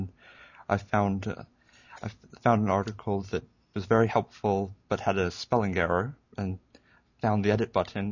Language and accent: English; Hawaii, United States; now in Columbia, United States; I grew up in Hawaii, though living in Columbia, South Carolina now